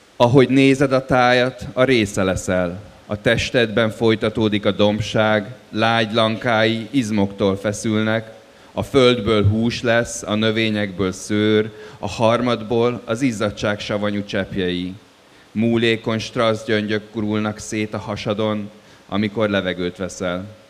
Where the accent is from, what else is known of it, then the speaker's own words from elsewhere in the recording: Dublin, Leinster, Ireland; moved away; én Dublinba nőttem föl